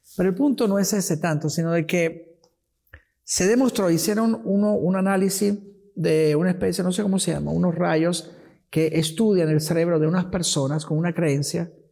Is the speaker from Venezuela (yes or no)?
yes; Venezuela; first language Italian; Spanish is a second language; also born or lived in Rocca di Papa, Italy; donde crecí, donde vieron mis primeros éxitos fue en Venezuela